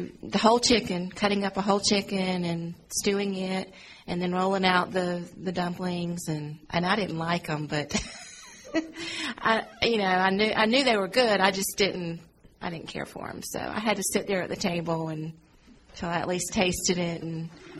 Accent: Charlotte, North Carolina, United States; I'm a native.

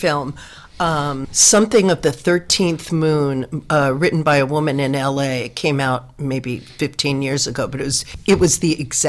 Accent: New York City, New York, United States; moved away; also born or lived in Berkeley, California; I grew up in New York City going to art museums, the Metropolitan and the Museum of Modern Art.

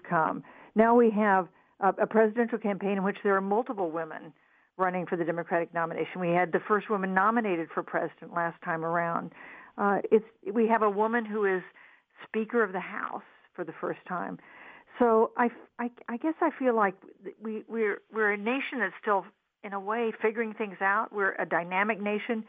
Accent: Wichita, Kansas, United States; moved away as an adult; I was born and raised in Wichita, Kansas, in the Midwest, just like Ohio

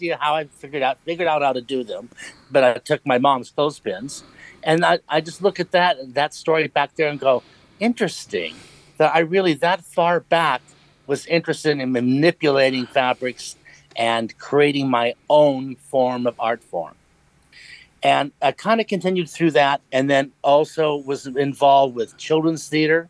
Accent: Helena, Montana, United States; I was born and raised in Helena, Montana

